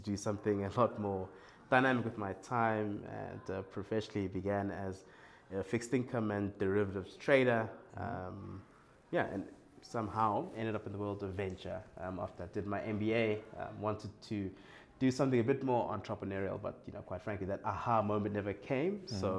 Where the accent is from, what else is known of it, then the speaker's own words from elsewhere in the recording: Johannesburg, Gauteng, South Africa; Born and raised in Johannesburg, South Africa.